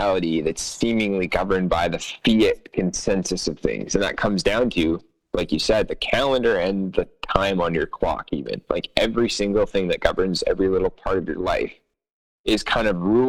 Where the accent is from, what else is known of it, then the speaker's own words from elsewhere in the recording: Canada; I'm Canadian